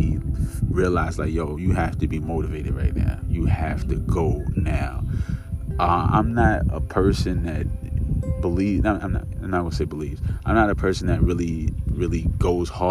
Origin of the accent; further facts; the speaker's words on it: New York, United States; I'm from New York